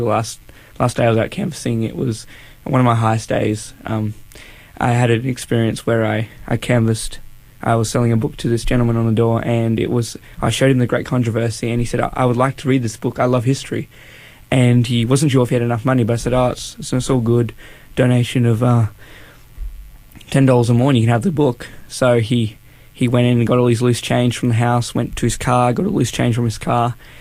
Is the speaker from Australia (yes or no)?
yes; northern New South Wales, Australia; I come from North New South Wales, up near the Queensland border.